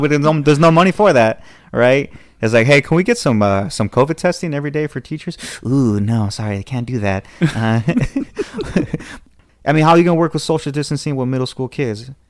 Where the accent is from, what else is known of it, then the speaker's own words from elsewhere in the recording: Southern California, United States; Southern California